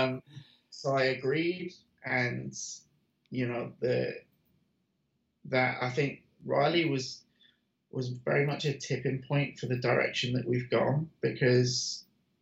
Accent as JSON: {"language": "English", "country": "United Kingdom", "moved": "yes", "lives_now": "United States", "said": "I'm British"}